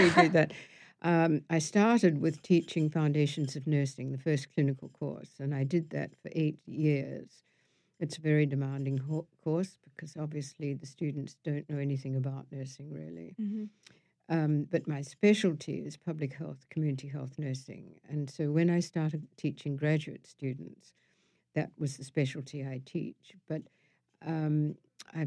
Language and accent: English; Wellington, New Zealand; moved away as an adult; also born or lived in London; I grew up in Wellington, which is at the bottom of the North Island, and it's the capital of the country